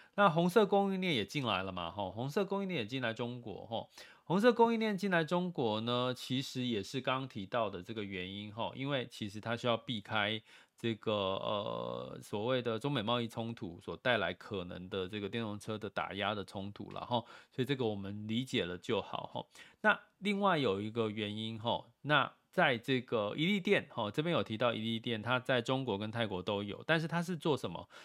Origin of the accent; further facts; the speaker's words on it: Taiwan; 我们小时候在台湾